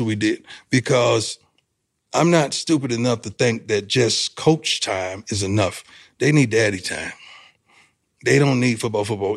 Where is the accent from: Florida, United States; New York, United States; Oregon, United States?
Florida, United States; I'm from Florida